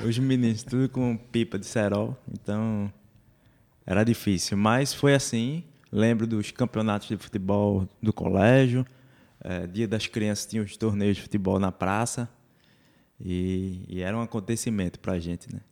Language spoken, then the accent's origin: Portuguese; Curado, Pernambuco, Brazil; now in Olinda, Brazil; sou um curadense, como você